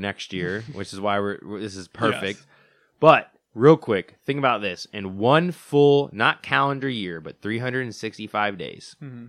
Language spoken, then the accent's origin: English; Tampa, Florida, United States; born there; also born or lived in Atlanta; Sorry, I was born in Tampa, lived in Atlanta, came back to Tampa.